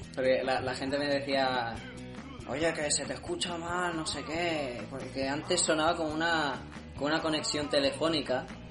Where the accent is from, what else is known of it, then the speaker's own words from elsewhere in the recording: Montmeló, Catalonia, Spain; mi pueblo está ya no es Cataluña